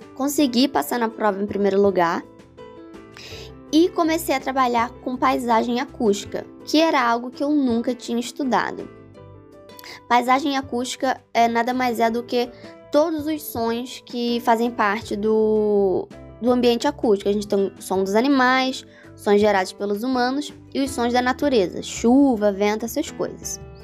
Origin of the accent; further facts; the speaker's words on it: Teresópolis, Rio de Janeiro, Brazil; moved away as an adult; also born or lived in Bahia; eu sou de Teresópolis, que é uma cidade serrana relativamente pequena